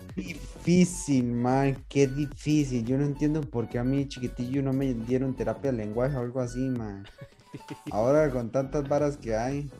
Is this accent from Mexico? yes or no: no; Costa Rica; nosotros que somos de Costa Rica